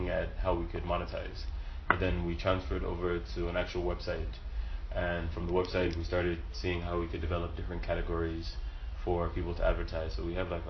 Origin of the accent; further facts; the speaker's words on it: Lagos, Nigeria; growing up in Lagos